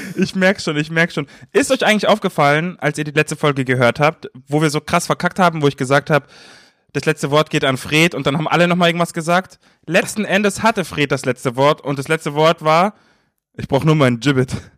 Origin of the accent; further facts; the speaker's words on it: Munich, Bavaria, Germany; moved away; in München, in meiner Heimat